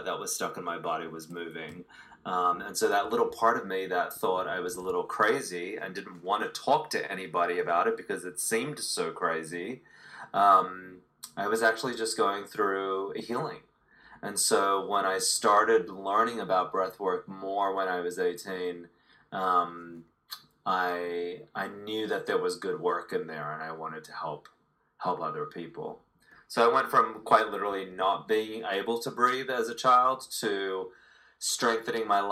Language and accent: English; Sydney, New South Wales, Australia; moved away as an adult; now in Los Angeles, United States; I've been living in Los Angeles for nearly 23 years now. I'm 43, and I was born in Australia, Sydney, Australia